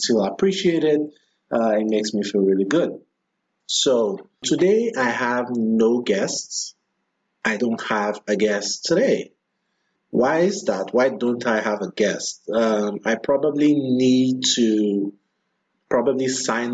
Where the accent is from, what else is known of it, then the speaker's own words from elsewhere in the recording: Nigeria; moved away as an adult; now in Washington, D.C., United States; My first 28 years of life, most of that time was spent in Nigeria